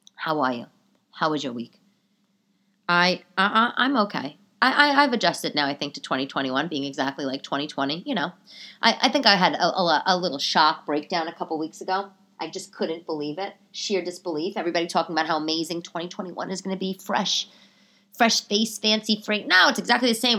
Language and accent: English; New York City, New York, United States; being a New Yorker